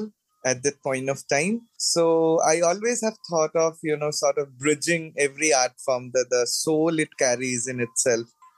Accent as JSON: {"language": "English", "region": "Assam", "country": "India", "tie": "born or raised there", "said": "I was born and brought up, I hail from Assam"}